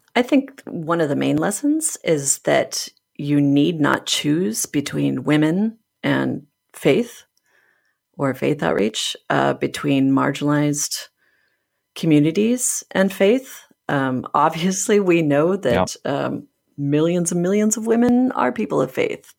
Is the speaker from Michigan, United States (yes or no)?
yes; Michigan, United States; Michigan, which happens to be my home state